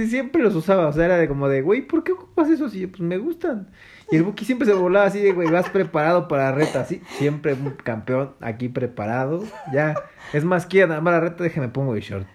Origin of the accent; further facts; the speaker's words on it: Mexico City, Mexico; sí nací en Iztapalapa, fíjate. Yo, era de allá. De la hermana República de Iztapalapa, ahí cerca de... de Consti